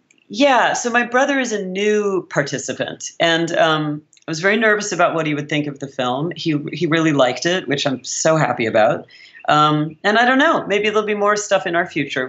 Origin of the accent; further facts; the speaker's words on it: California, United States; moved away as an adult; also born or lived in Berlin; now in New York, United States; I say I'm from California. Like I really still identify as someone who grew up on the West Coast. I say I live in New York